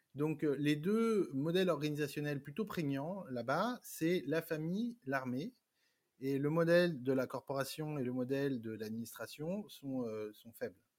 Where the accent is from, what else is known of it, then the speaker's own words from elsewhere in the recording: France; moved away as an adult; also born or lived in Vietnam; now in Paris, France; je suis né en France, d'un papa vietnamien, d'une mère française. J'ai grandi, j'ai fait mes études en France.